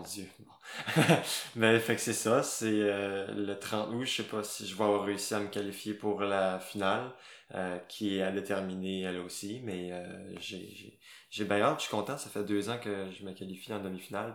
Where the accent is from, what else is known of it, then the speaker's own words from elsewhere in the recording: Gaspésie, Quebec, Canada; moved away as an adult; also born or lived in Saguenay; j'ai fait mon secondaire en Gaspésie